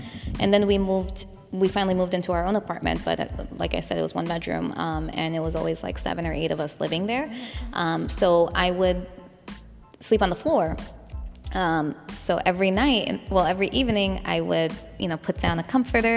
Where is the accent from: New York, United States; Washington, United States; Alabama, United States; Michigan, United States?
New York, United States; also born or lived in Bangladesh; I came here when I was three. We lived in Astoria